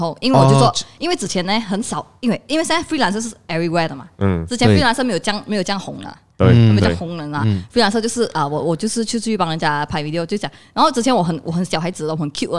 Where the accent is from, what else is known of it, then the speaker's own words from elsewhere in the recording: Kuantan, Pahang, Malaysia; 因为我是来自关丹的嘛，哈，所以关丹的关丹很少人做 video 的嘛，而且基本上是应该是没有人在做 video 关丹